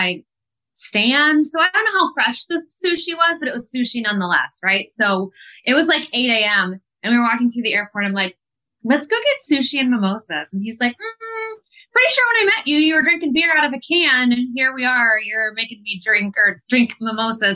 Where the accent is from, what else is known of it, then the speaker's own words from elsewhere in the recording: Columbus, Ohio, United States; Columbus, which is my hometown